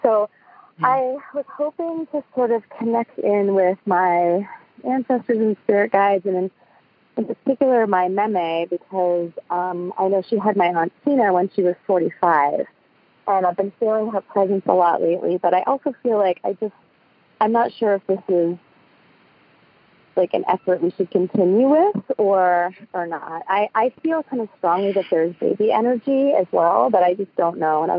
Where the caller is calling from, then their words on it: Oakland, California, United States; I'm calling from Oakland, California.